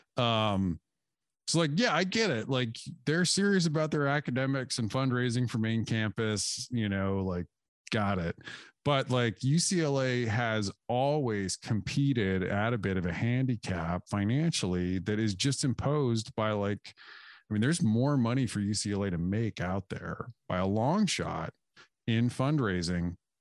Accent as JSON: {"language": "English", "region": "Wyoming", "country": "United States", "tie": "born or raised there", "said": "I grew up in Wyoming"}